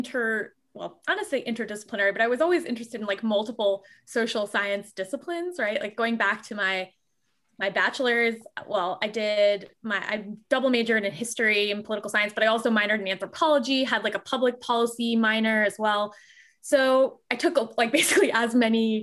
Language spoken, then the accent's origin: English; Fort Lauderdale, Florida, United States; moved away; also born or lived in Michigan; I grew up in Fort Lauderdale, Florida